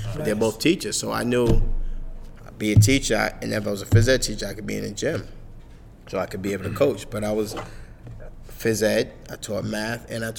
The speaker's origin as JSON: {"language": "English", "town": "New York City", "region": "New York", "country": "United States", "tie": "born or raised there", "said": "As a kid growing up in Harlem"}